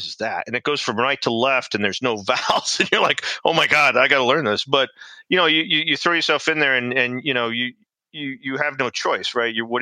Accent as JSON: {"language": "English", "town": "Albuquerque", "region": "New Mexico", "country": "United States", "tie": "born or raised there", "moved": "as an adult", "said": "I'm actually from Albuquerque, New Mexico originally."}